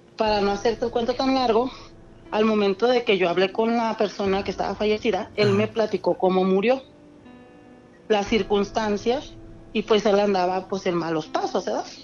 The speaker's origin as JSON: {"language": "Spanish", "town": "Guadalajara", "region": "Jalisco", "country": "Mexico", "said": "De Guadalajara"}